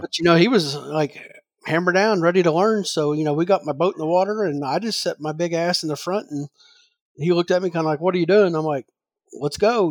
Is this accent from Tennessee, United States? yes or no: no; Southern Illinois, United States; moved away as an adult; growing up in Southern Illinois